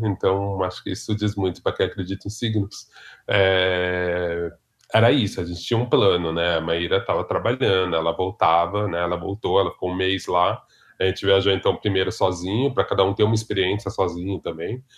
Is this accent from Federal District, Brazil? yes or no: no; São Paulo, Brazil; Cresci em Ipiranga, mais precisamente na Vila das Mentes seis.